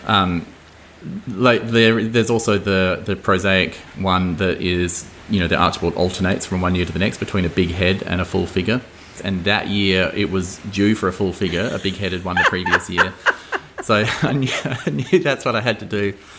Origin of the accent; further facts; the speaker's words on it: Adelaide Hills, South Australia, Australia; where I grew up in Adelaide Hills